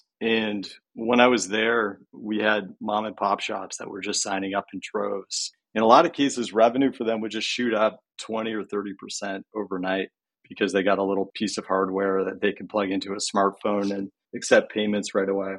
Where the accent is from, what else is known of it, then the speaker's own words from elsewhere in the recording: Canada; now in California, United States; I'm originally from Canada